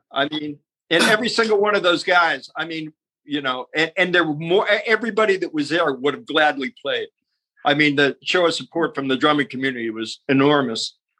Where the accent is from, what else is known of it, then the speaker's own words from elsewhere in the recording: Youngstown, Ohio, United States; moved away; also born or lived in Cleveland; in Youngstown, Ohio, we're both from Youngstown. So then we both moved to Cleveland